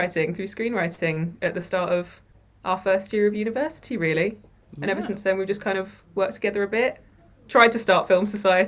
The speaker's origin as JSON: {"language": "English", "country": "Jersey", "lives_now": "Worcester, United Kingdom", "said": "Yes, correct."}